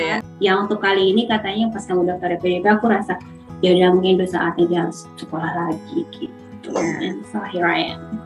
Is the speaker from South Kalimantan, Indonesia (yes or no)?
yes; Banjarmasin, South Kalimantan, Indonesia; moved away as an adult; now in Sydney, Australia; Saya aslinya dari Banjarmasin. Kebetulan sekarang sedang tinggal di Sydney